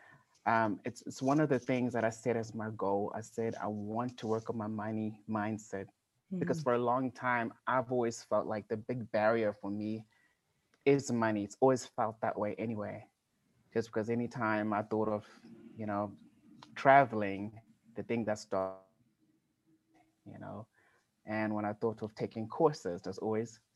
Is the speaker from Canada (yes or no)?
no; Gwanda, Matabeleland South, Zimbabwe; moved away as an adult; also born or lived in South Africa; I was born in Zimbabwe in Africa in a small little town called Gwanda. I lived there all my life.